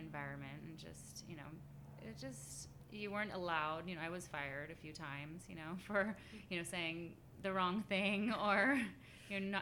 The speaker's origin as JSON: {"language": "English", "town": "San Francisco", "region": "California", "country": "United States", "tie": "born or raised there", "also_born_or_lived": "Sonoma", "said": "I was born in San Francisco. I was born at Kaiser"}